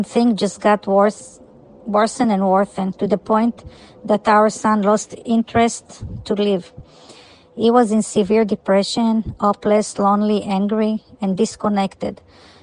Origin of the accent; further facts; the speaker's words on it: California, United States; We are from California.